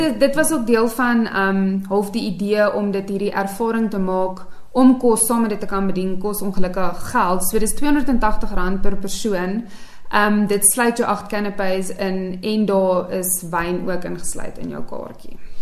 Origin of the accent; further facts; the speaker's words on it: Vereeniging, Gauteng, South Africa; also born or lived in Pretoria, South Africa; now in Queenstown, South Africa; ek's oorspronklik van Vereniging af.